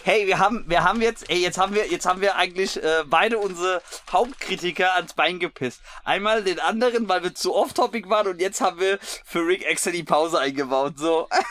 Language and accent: German; Hesse, Germany; als Hesse